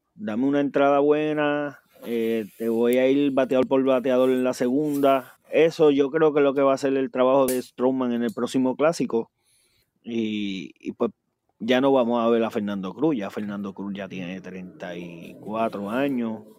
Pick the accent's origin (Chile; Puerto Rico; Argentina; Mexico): Puerto Rico; nosotros como puertorriqueños